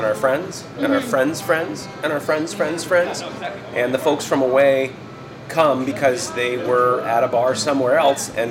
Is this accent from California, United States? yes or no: no; Vermont, United States; now in Portland, Maine, United States; I was born and raised in Vermont